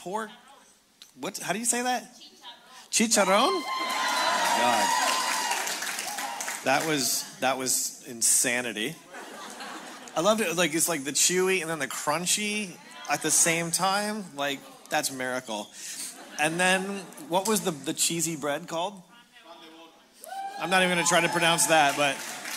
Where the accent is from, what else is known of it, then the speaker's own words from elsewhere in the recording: Canada; now in Cathedral City, United States; I'm Canadian. My wife is Australian, and we live in Cathedral City in essentially Palm Springs